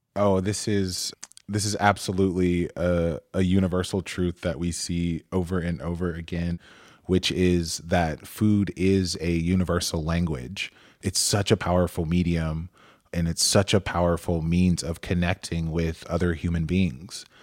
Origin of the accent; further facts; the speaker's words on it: Atlanta, Georgia, United States; I'm from Atlanta